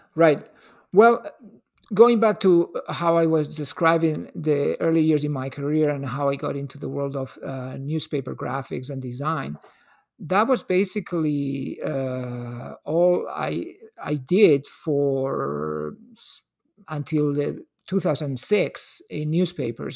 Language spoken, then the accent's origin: English; L'Hospitalet de Llobregat, Catalonia, Spain; now in Seattle, United States; was born and raised in Hospitalet. It's a little city outside Bar-, the Barcelona city limits